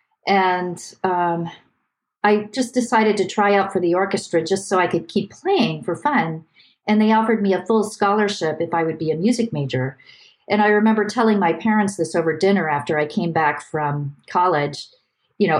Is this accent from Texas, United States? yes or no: no; Youngstown, Ohio, United States; I was born in Youngstown, Ohio. It's near Cleveland.